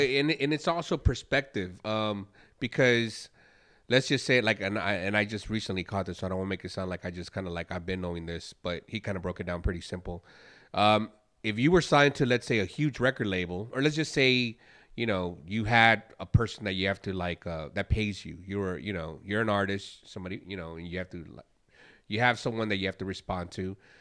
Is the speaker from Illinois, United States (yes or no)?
yes; Chicago, Illinois, United States; now in Houston, United States; I'm from Chicago and grew up with that sound. So here in Houston